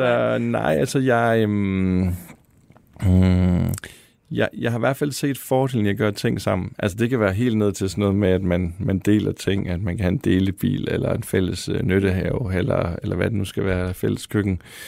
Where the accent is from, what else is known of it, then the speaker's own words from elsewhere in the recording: Denmark; moved away; i en lille by ude i Vestjylland eller Nordjylland, hvor jeg kommer fra